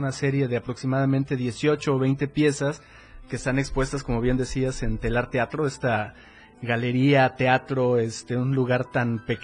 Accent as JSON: {"language": "Spanish", "town": "Cintalapa", "region": "Chiapas", "country": "Mexico", "tie": "born there", "said": "yo nací en Cintalapa, Chiapas, este hace ya bastante años, digamos que por ahí de 40, ¿no?"}